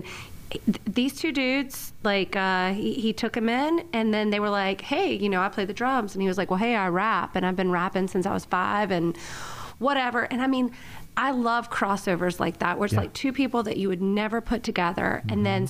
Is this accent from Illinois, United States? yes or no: no; Charlotte, North Carolina, United States; I'm from Charlotte, North Carolina. I grew up here.